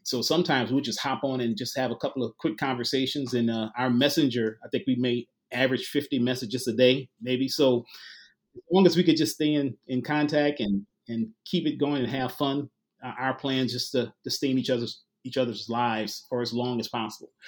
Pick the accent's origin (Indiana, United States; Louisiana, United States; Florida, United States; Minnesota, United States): Louisiana, United States; New Orleans; moved away as an adult; now in Little Rock, United States; originally from New Orleans, so I've been here about three years